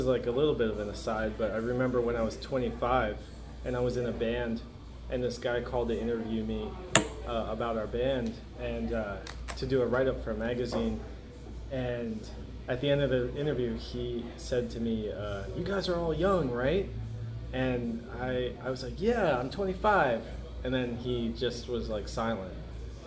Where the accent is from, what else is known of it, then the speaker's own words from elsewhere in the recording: Philadelphia suburbs, Pennsylvania, United States; I grew up in Philly. Okay. Well, outside of Philly, in the suburbs